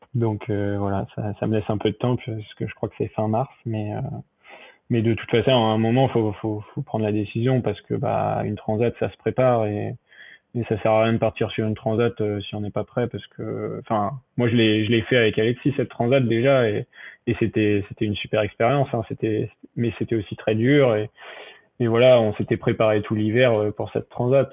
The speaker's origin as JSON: {"language": "French", "town": "Le Havre", "region": "Normandy", "country": "France", "said": "de chez moi au Havre"}